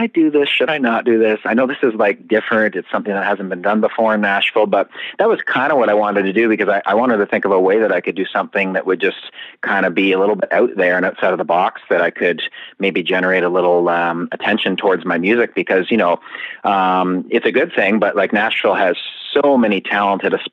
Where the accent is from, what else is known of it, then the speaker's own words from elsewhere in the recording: Canada; as a Canadian